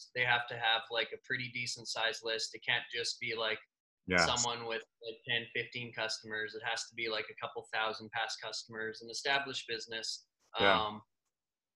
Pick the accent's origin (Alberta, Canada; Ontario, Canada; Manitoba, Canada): Manitoba, Canada; Winnipeg; moved away; I'm from Winnipeg originally